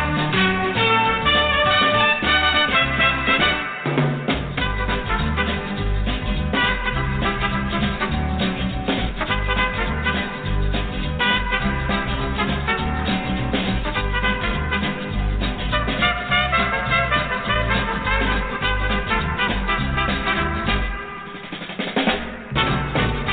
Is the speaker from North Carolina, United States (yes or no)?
no; Arizona, United States; when I was a kid growing up in Arizona